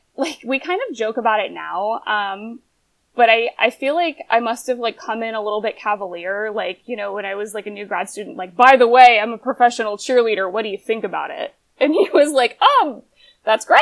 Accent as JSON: {"language": "English", "region": "Pennsylvania", "country": "United States", "tie": "born or raised there", "also_born_or_lived": "Atlanta / Davis, California / Sacramento", "moved": "as an adult", "said": "I grew up in Pennsylvania"}